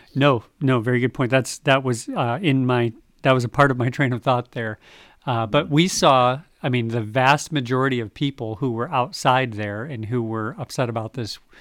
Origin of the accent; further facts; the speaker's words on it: United States; as an American.